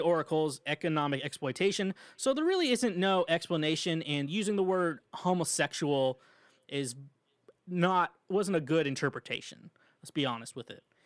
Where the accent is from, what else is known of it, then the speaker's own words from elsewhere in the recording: Midwest, United States; I'm from the Midwest, I can't say words